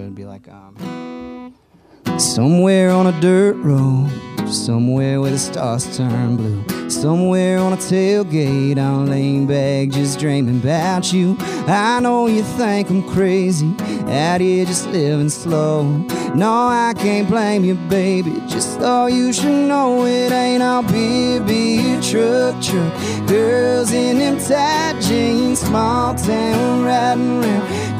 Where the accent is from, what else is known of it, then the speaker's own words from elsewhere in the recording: Austin, Texas, United States; moved away; Born and raised in Austin, Texas. Actually, never lived anywhere else till I moved here.